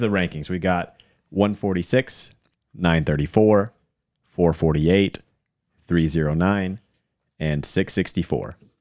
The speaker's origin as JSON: {"language": "English", "town": "Hickory", "region": "North Carolina", "country": "United States", "tie": "born or raised there", "said": "I grew up in Hickory, North Carolina"}